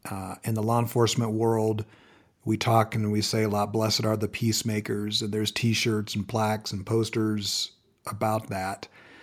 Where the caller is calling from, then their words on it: Colorado Springs, Colorado, United States; Checking in from cold and snowy Colorado Springs.